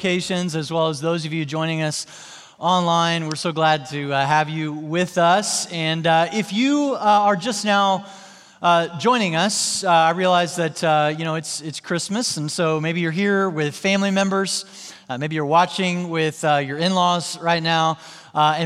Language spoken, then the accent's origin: English; Joplin, Missouri, United States; my hometown in Joplin, Missouri